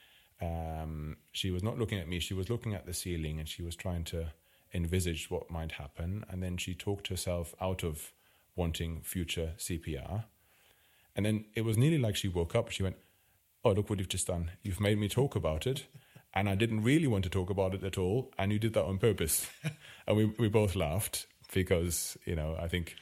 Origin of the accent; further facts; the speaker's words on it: Germany; accent: German; English is a second language; moved away as an adult; also born or lived in Wales; now in Cardiff, United Kingdom; I'm clearly not from the UK. You can hear by my accent that I'm German.